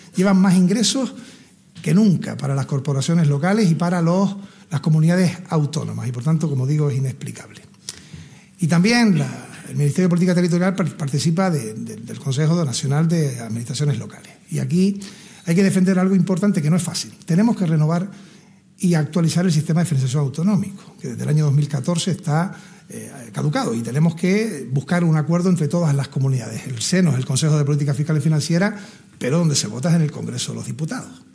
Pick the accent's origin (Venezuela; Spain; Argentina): Spain; Gran Canaria, Canary Islands; moved away as an adult; also born or lived in La Laguna, Tenerife; Yo soy de Gran Canaria